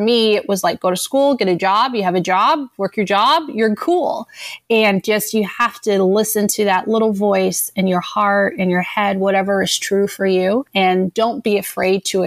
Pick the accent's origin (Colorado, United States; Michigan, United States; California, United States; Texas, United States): Colorado, United States; Denver; I'm originally from Denver, Colorado